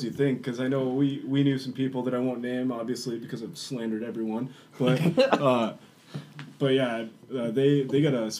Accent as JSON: {"language": "English", "town": "Burlington", "region": "Iowa", "country": "United States", "said": "we're from Burlington, big hardcore scene."}